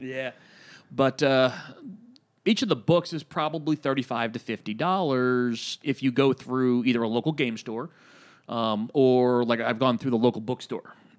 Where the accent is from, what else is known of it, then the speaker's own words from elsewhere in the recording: Reading, Pennsylvania, United States; moved away as an adult; my hometown of Reading, Pennsylvania